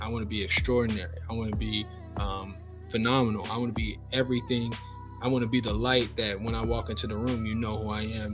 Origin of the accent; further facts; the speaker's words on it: Lincoln, Nebraska, United States; moved away as an adult; now in Jacksonville, United States; I'm from Lincoln, Nebraska. I'm 29 years old. I live in Jacksonville, Florida, but uh, I'm from Nebraska. There's not many black people that you'll know that are from Nebraska, but uh, that's where I, that's where I was raised. Uh, that's where I grew up